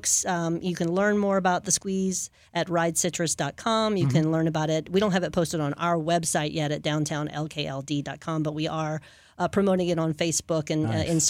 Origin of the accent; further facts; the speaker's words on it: New Orleans, Louisiana, United States; also born or lived in Hammond; And I grew up in New Orleans, and then I moved later in adolescence, moved to a town called Hammond.